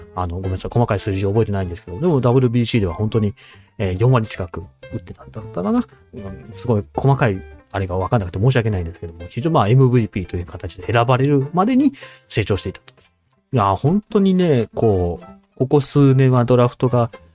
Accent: Aichi, Japan; 僕自身は愛知県の生まれで愛知県育ちで今も愛知県にいるんですけども

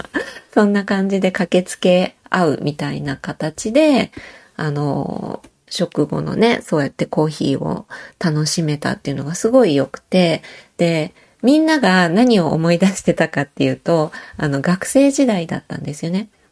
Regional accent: Osaka, Japan; moved away as an adult; now in Matsumoto, Japan; 私は大阪出身

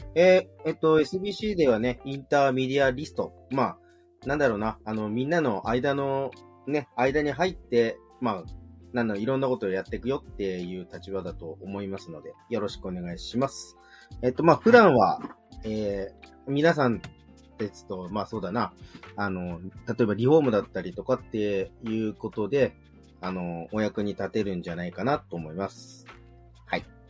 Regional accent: Yokohama, Kanagawa, Japan; もともと自分元町の出身なんですけど、横浜の。

